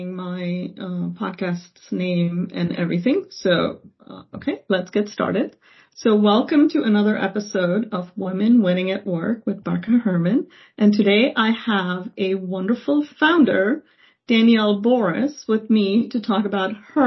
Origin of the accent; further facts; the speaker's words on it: India; I was actually born and raised in India